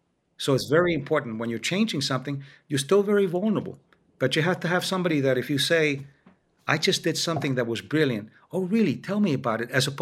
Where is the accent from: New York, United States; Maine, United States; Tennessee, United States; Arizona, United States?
New York, United States; also born or lived in Miami, Florida; I grew up in New York and Miami. In New York, I was living as a child in an Irish-German neighborhood. There weren't a lot of Spanish at the time.